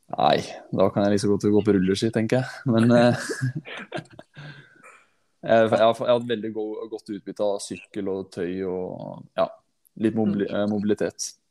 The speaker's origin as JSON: {"language": "Norwegian", "area": "Hallingdal", "region": "Buskerud", "country": "Norway", "moved": "yes", "said": "jeg er en hallingdøl som har rota seg ned til byen"}